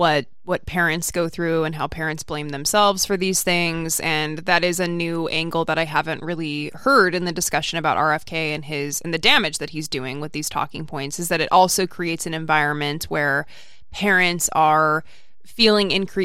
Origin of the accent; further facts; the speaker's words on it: United Kingdom; now in New Zealand; I am a British guy living in New Zealand who has always been fascinated with American politics.